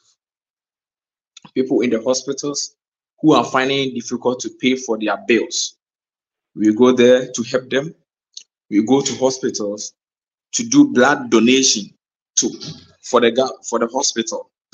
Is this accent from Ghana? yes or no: yes; Ghana; I built a female football team in my hometown